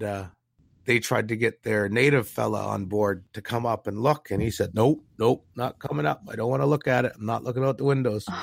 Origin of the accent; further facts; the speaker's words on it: Canada; We weren't even Canadian citizens in our own country back up until 1961